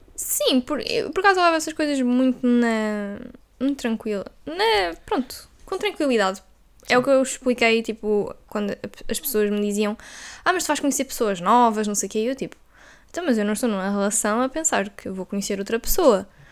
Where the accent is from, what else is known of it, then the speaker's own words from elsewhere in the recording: Viseu, Centro, Portugal; moved away as an adult; now in Porto, Portugal; nós somos de Viseu, não é? E depois nós vinhamos estudar na universidade